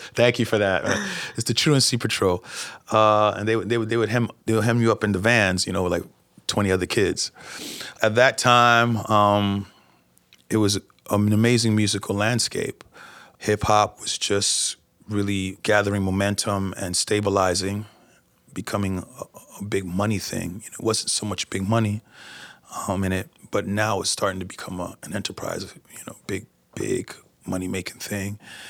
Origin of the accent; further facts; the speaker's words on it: New York, United States; I know I should be accustomed to it since I am from New York